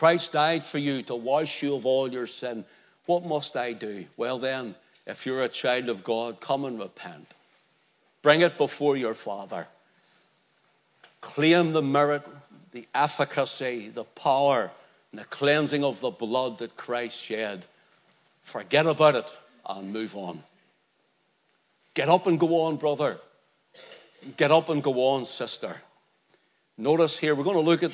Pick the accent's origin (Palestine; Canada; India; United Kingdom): United Kingdom; Belfast, Northern Ireland; when I was growing up in Belfast, there used to be a tick man came around